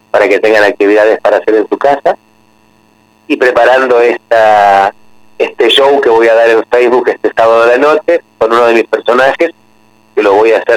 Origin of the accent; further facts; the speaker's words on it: Pavia, Lombardy, Italy; Spanish is a second language; Yo soy originario de Lombardía, de Pavía, que es